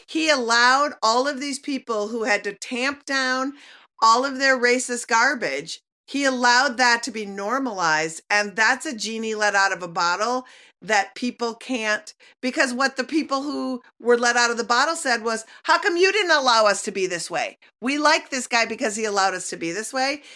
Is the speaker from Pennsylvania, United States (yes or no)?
no; Minnesota, United States; growing up in Minnesota